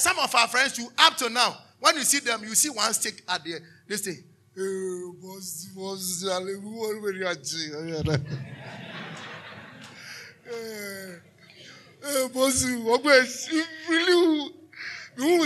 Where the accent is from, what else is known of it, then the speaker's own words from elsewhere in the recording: Taifa, Greater Accra, Ghana; All my colleagues that we grew up in Taifa